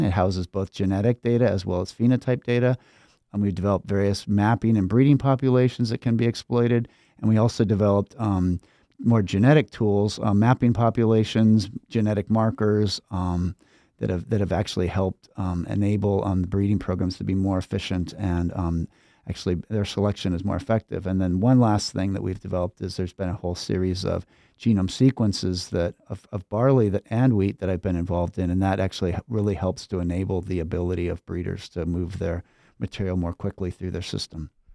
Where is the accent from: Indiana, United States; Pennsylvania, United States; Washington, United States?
Washington, United States; Pullman; moved away as an adult; now in Minnesota, United States; I grew up in Pullman, Washington